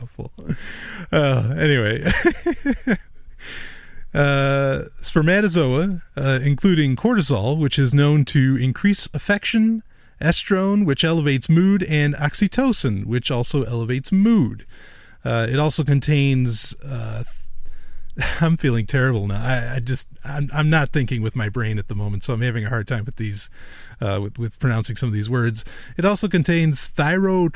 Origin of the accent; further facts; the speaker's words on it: New York, United States; I am from New York